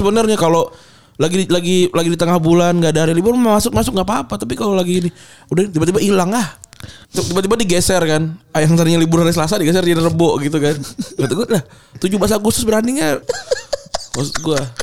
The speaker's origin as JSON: {"language": "Indonesian", "town": "Kuningan", "region": "West Java", "country": "Indonesia", "tie": "born or raised there", "moved": "yes", "said": "dari daerah, eh, kampung gua, dari Kuningan"}